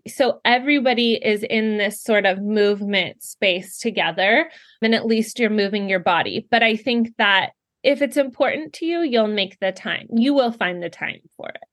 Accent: California, United States; moved away as an adult; now in Ohio, United States; I'm originally from California and born and raised there

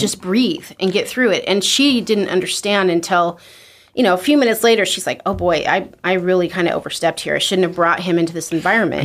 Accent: Twin Falls, Idaho, United States; I was born in Twin Falls, Idaho, uh, to Delbert and Norma Jean Maguire.

